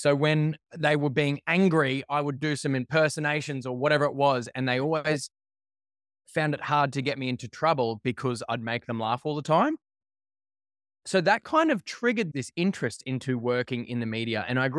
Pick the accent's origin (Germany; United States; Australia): Australia; Brisbane, Queensland; So I grew up in Brisbane, on the south side of Brisbane.